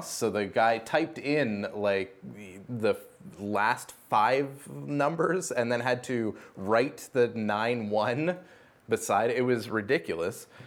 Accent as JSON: {"language": "English", "country": "Canada", "said": "I don't get an actual vote because I'm Canadian"}